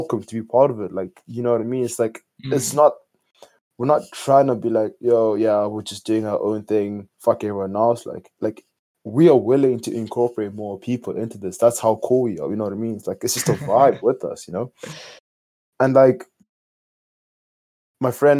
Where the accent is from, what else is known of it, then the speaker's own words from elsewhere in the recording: Botswana; moved away as an adult; now in Ireland; I came here last year from Botswana, because that's where I'm from originally